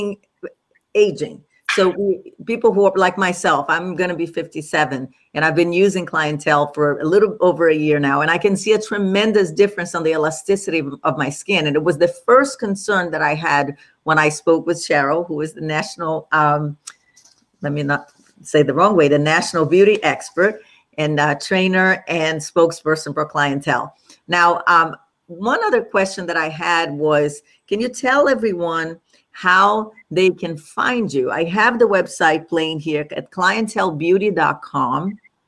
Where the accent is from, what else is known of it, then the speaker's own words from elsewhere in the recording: Brazil; moved away; I grew up in Brazil